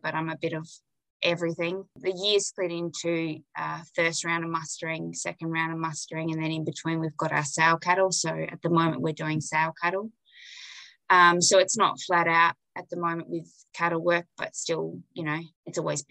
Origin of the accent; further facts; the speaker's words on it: Kalyeeda Station, Kimberley, Western Australia, Australia; I grew up here on Callier Station